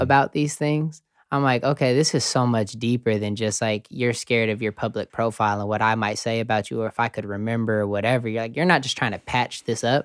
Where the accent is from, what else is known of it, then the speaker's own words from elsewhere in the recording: Colorado Springs, Colorado, United States; moved away as an adult; also born or lived in Kansas; I grew up in Colorado Springs